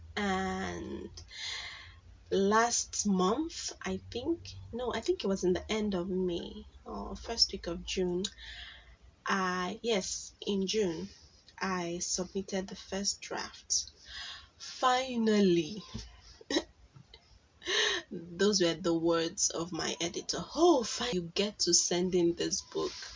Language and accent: English; Igboland, Nigeria; accent: Igbo; from Nigeria, so you know that most times our English is a bit harsh